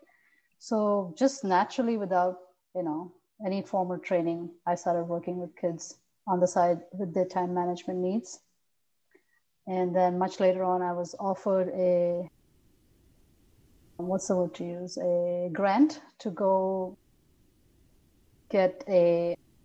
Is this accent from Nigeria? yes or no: no; India; moved away as an adult; now in United States; since I'm from India, your parents expect you to do better, go to higher education.